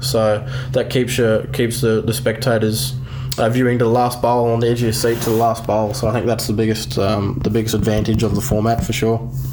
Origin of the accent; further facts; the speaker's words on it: Queensland, Australia; moved away as an adult; also born or lived in New South Wales; now in Sydney, Australia; Queenslander at heart, case born and bred. Uh, I've been converted though. I'm a, I'm a New South Welshman now.